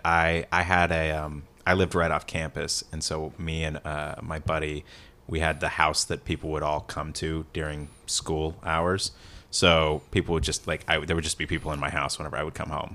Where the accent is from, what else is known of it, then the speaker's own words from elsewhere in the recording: Oklahoma, United States; I'm from Oklahoma.